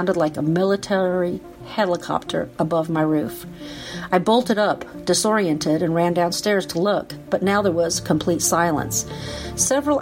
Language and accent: English; Valdivia, Los Ríos, Chile; moved away; also born or lived in United States; I was born in Chile in 1961.